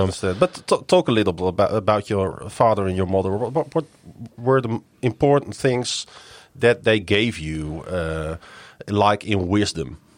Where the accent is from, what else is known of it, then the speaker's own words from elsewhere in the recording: Netherlands; English is a second language; I'm from the Netherlands